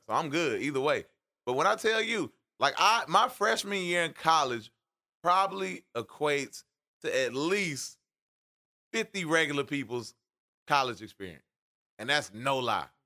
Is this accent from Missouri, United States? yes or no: no; Atlanta, Georgia, United States; moved away; I grew up in Atlanta